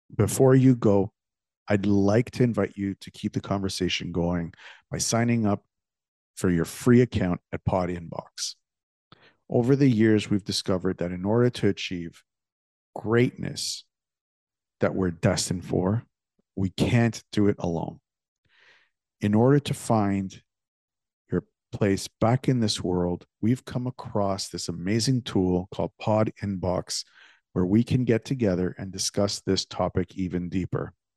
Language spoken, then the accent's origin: English; Toronto, Ontario, Canada; also born or lived in Greece; when I was a kid growing up in Toronto